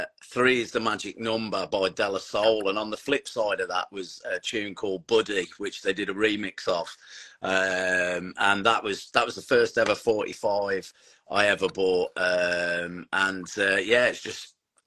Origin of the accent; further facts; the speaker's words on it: Tamworth, West Midlands, United Kingdom; I grew up in the Tamworth area